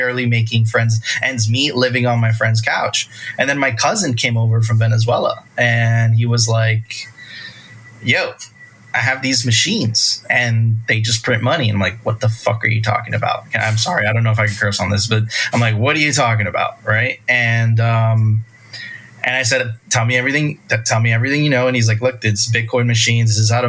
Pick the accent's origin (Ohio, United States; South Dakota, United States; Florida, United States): Florida, United States; Miami Beach; I grew up on South Beach.